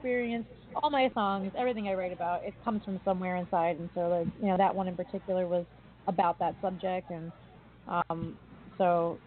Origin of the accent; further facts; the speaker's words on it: East Coast, United States; I come from the East Coast